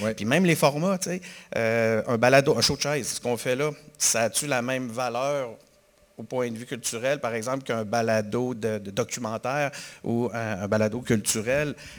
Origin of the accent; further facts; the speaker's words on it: Quebec City, Quebec, Canada; je suis de Québec, puis là, je viens à Montréal moins souvent depuis un certain temps